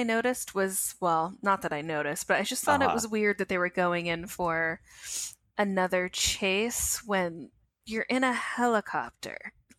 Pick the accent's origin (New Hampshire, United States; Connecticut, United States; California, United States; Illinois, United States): Connecticut, United States; I'm from Connecticut, not Boston.